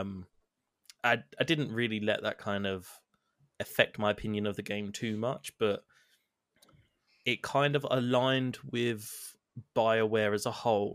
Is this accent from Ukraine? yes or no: no; England, United Kingdom; I'm English